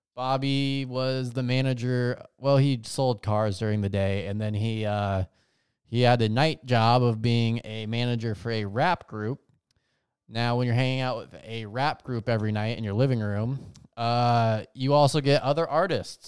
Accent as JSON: {"language": "English", "town": "Las Vegas", "region": "Nevada", "country": "United States", "tie": "born or raised there", "said": "growing up in Vegas"}